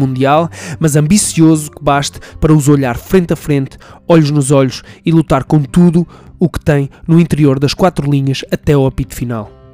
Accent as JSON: {"language": "Portuguese", "country": "Portugal", "said": "enquanto português"}